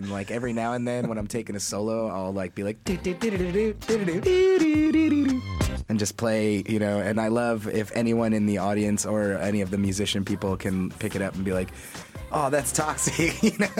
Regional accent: California, United States; also born or lived in Pennsylvania / New Orleans; I'm from California by way of Pennsylvania and a little bit of New Orleans.

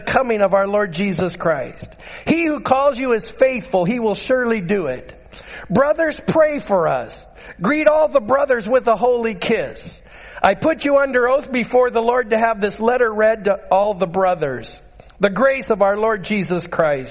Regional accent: Utqiagvik, Alaska, United States; I grew up in Barrow

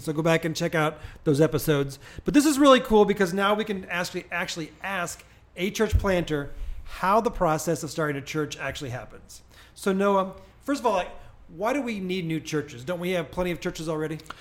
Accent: Springfield, Illinois, United States; I grew up in Springfield, Illinois

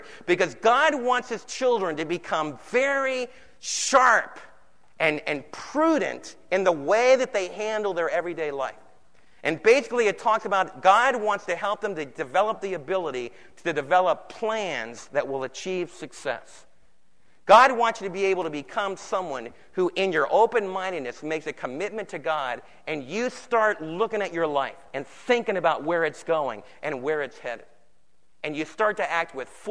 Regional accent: East Coast, United States; moved away; I was raised back in the East Coast

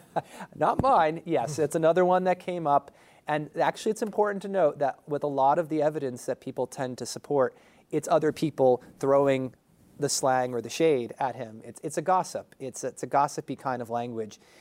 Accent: New Jersey, United States; moved away; I'm also from New Jersey originally

